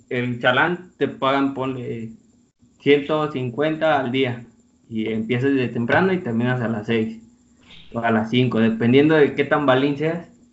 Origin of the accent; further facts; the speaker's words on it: Colima, Mexico; moved away as an adult; now in Querétaro, Mexico; Yo soy el topo de Colima, pero en Querétaro